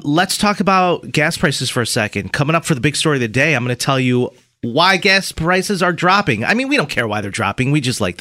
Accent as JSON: {"language": "English", "town": "Rochester", "region": "New York", "country": "United States", "said": "I'm like, upstate New York. They're like, oh, we're from Rochester. I'm like, what? Really? Well, so am I."}